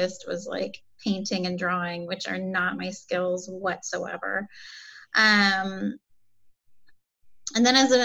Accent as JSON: {"language": "English", "town": "Winterset", "region": "Iowa", "country": "United States", "tie": "born or raised there", "moved": "yes", "lives_now": "North Carolina, United States", "said": "I grew up in Iowa in a small town called Winterset"}